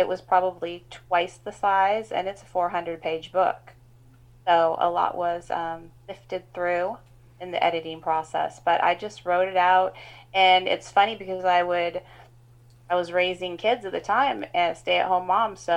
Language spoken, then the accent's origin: English; Pacific Northwest, United States; also born or lived in Kitsap Peninsula, Washington; I grew up in the Pacific Northwest